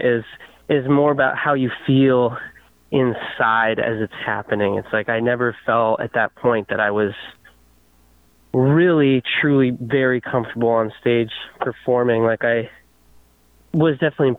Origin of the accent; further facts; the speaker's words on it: Connecticut, United States; moved away as an adult; also born or lived in Poughkeepsie, New York / New York City; now in Chico, United States; where I grew up in Connecticut